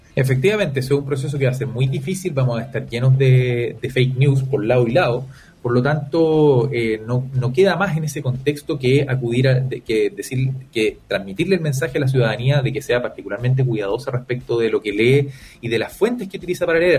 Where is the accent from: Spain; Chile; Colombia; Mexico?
Chile; como chilenos